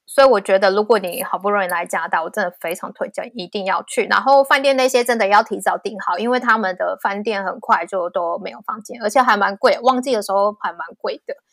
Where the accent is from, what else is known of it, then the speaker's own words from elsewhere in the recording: Taiwan; moved away as an adult; now in Vancouver, Canada; 只有我一个台湾人